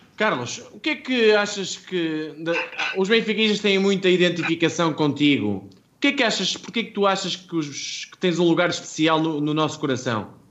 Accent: the North, Norte, Portugal; now in Lisbon, Portugal; sou do Norte, agora estou em Lisboa

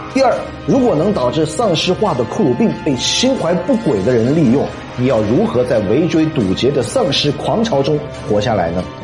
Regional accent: China; 我们中国人

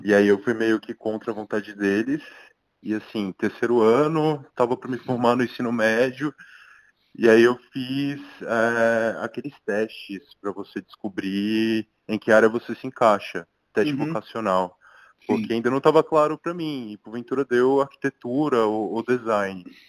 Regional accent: Licínio de Almeida, Bahia, Brazil; moved away as an adult; now in São Paulo, Brazil; eu sou de uma cidade minúscula do interior da Bahia, chamada Licinho de Almeida

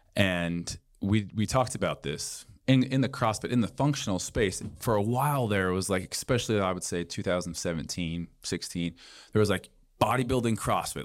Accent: Boise, Idaho, United States; I'm from Boise, Idaho originally.

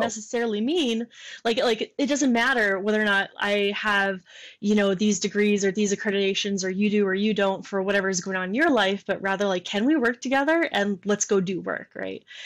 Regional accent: Michigan, United States; moved away; I'm from Michigan

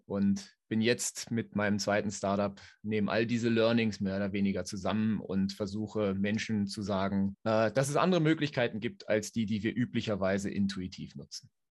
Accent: Berlin, Germany; moved away as an adult; now in Switzerland; Ich komme ursprünglich aus Berlin oder bin da aufgewachsen, wohne seit nunmehr 13 Jahren in der Schweiz.

